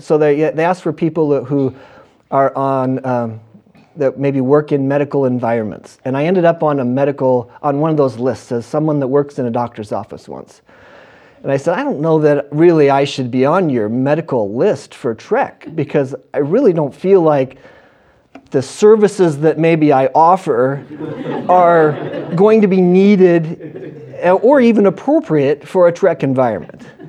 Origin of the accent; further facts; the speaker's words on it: Western Washington, United States; I grew up in Western Washington.